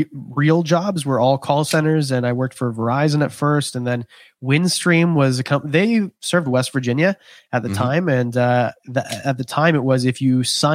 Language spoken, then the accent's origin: English; Canada; I'm Canadian. That was the craziest thing I've ever heard.